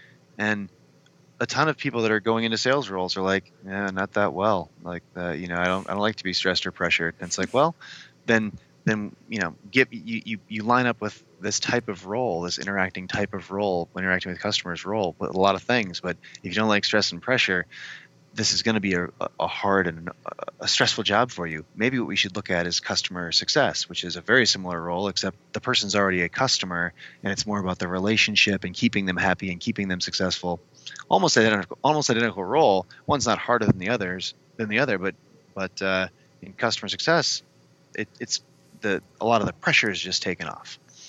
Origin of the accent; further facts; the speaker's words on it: Midwest, United States; I'm from the Midwest, so I have to agree.